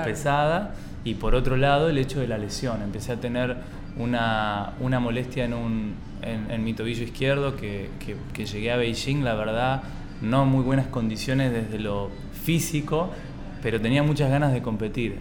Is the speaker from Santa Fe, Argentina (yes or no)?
yes; Santa Fe, Argentina; nosotros somos de Santa Fe, una provincia del interior de Argentina